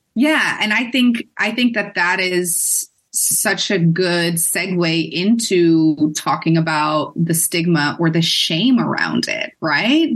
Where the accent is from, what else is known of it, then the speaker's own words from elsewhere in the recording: Netherlands; moved away as an adult; also born or lived in Boston, United States; I am a cisgender white female that is born and raised in the Netherlands.